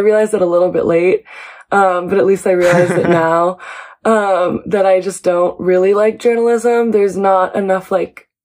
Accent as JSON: {"language": "English", "town": "Seattle", "region": "Washington", "country": "United States", "moved": "yes", "lives_now": "New York City, United States", "said": "I am originally from Seattle, Washington, but I live here now in New York City"}